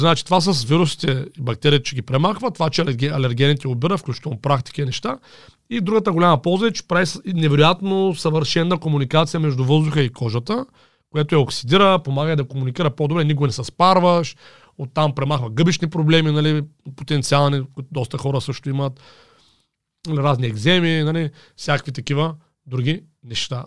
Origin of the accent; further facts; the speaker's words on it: Rhodopes, near Haskovo, Haskovo Province, Bulgaria; от Родопите съм едно парче, само че от края от към Хасково, нали, там от едно село, нали, баща ми, там съм израснал